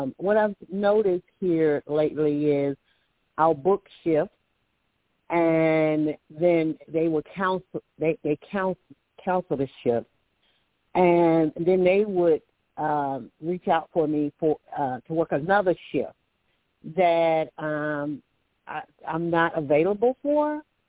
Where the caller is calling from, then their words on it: Alabama, United States; calling from Alabama.